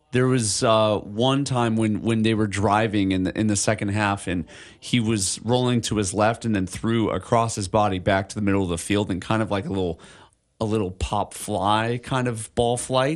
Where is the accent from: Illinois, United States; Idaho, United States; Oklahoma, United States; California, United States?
Illinois, United States; now in Hawaii, United States; I grew up in Illinois